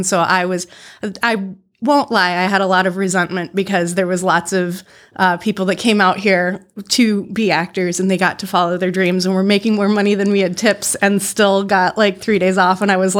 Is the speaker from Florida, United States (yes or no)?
yes; Clearwater, Florida, United States; Clearwater, yeah.